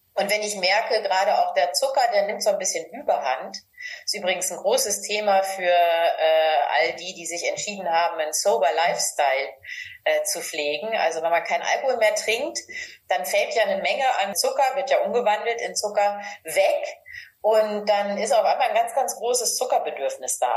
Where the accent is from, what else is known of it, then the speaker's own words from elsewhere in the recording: Northern Germany, Germany; Ich komme aus Norddeutschland